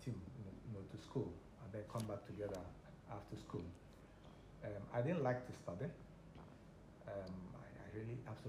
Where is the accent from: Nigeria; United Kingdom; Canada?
Nigeria; Aba, Abia; I grew up in Aba.